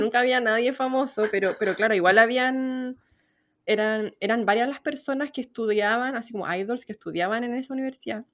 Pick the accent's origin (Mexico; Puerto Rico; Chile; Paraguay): Chile